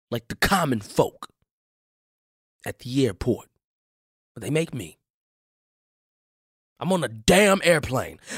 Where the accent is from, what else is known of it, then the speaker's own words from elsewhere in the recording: Chicago, Illinois, United States; I am from Chicago.